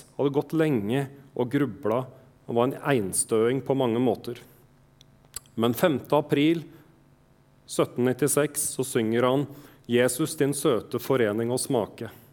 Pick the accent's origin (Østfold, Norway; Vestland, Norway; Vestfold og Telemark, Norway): Østfold, Norway; Jeg er fra Østfold